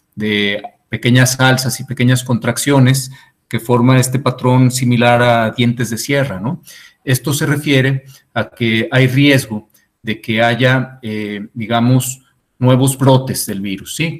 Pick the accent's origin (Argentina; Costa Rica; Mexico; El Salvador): Mexico; nuestra economía mexicana